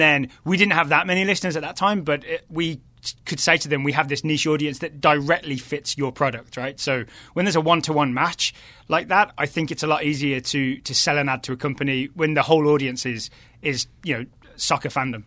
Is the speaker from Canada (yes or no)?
no; between Birmingham and Wolverhampton, West Midlands, United Kingdom; moved away as an adult; also born or lived in Ireland; now in Richmond, United States; I'm originally from the West Midlands